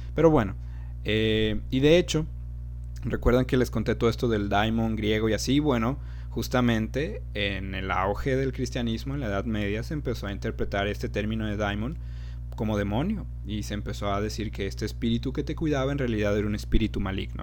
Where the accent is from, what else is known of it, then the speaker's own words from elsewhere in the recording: Mexico; aquí en México